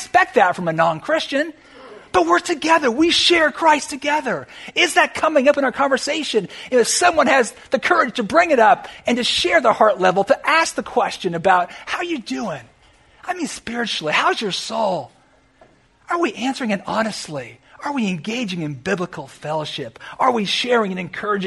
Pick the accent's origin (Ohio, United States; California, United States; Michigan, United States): California, United States; now in South Florida, United States; Where I grew up in California